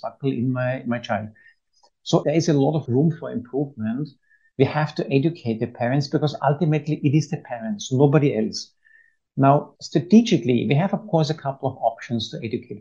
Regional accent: Vienna, Austria; now in United Arab Emirates; I'm from Vienna

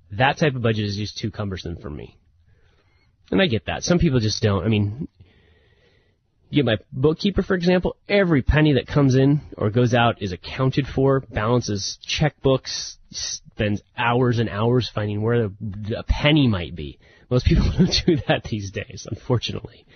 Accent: the Northwest, Pacific Northwest, United States; I'm a big Blazer fan growing up in the Northwest

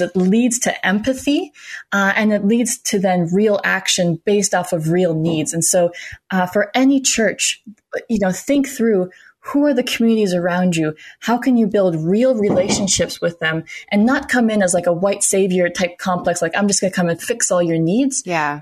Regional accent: Minnesota, United States; also born or lived in South Carolina; now in Austin, United States; born in South Carolina. I grew up in Minnesota and now I'm here in Austin, Texas.

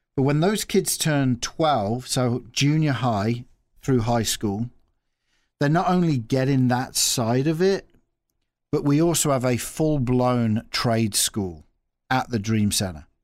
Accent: Nuneaton, West Midlands, United Kingdom; also born or lived in Australia; now in Peoria, United States; Originally from England, uh, if you're looking at a map of England, if you put your finger right in the middle of England, there's a town, uh, called Coventry

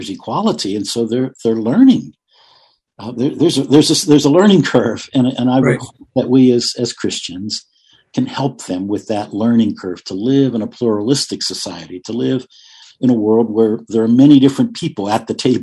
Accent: United States; as an American, yes, we're proud of our country, we love our country

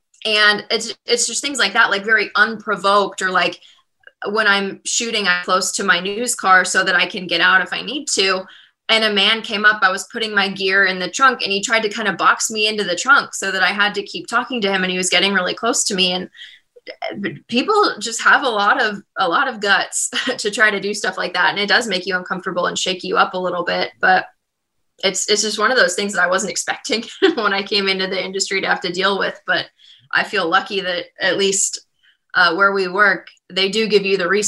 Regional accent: Midwest, United States; I grew up in the Midwest. I feel like people in the Midwest are very respectful.

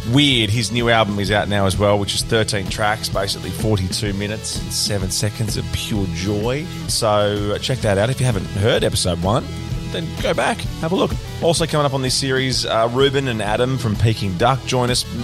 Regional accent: Wollongong, New South Wales, Australia; I'm from Wollongong.

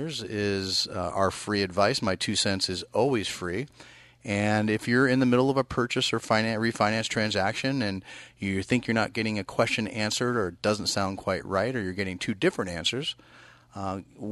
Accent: East Bay, California, United States; moved away as an adult; now in Sacramento, United States; I grew up in the East Bay

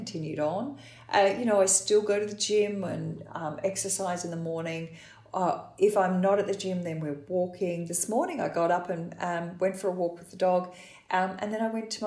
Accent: Australia; we're Australian

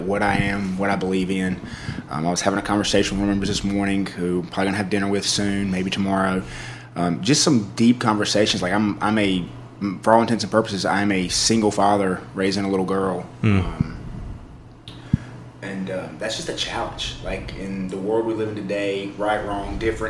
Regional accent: Eastern North Carolina, United States; now in Winston-Salem, United States; I grew up in East North Carolina, like on a farm

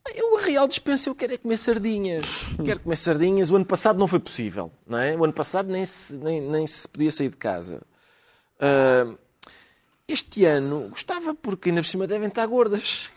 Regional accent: Portugal; somos portugueses

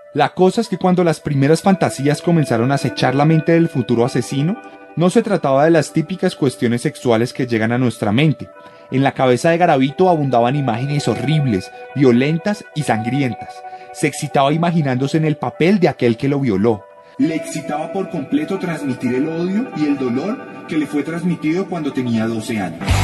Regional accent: Colombia; producido en Colombia. Y aquí donde nací yo

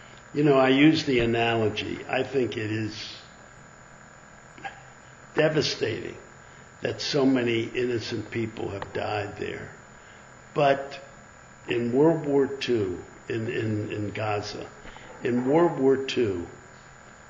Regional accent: United States; an American of a Jewish faith

